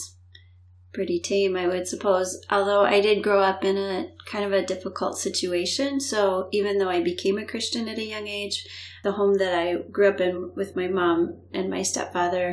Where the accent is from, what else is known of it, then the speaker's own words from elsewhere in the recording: Florida, United States; moved away; also born or lived in Illinois; I grew up in Florida. When they divorced the first time, we moved to Illinois.